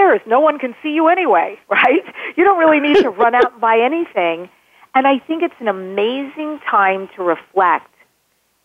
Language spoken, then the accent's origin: English; New York, United States; I'm from New York. Draw. D-R-A-W-E-R. I still can't say that word well